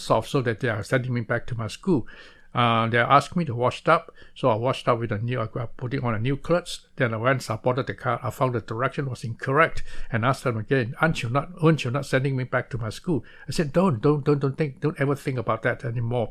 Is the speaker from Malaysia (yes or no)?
yes; Malaysia; moved away as an adult; now in Taiwan; I was born in Malaysia instead of born, uh, uh, to, uh, instead of Taiwan. So I came to Taiwan to further my study in the year nineteen sixty-seven.